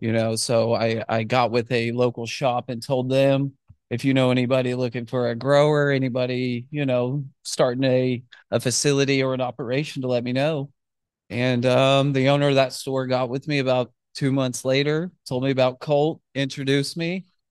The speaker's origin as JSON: {"language": "English", "town": "Fort Smith", "region": "Arkansas", "country": "United States", "moved": "as an adult", "lives_now": "Dallas, United States", "said": "I'm originally from Fort Smith, Arkansas."}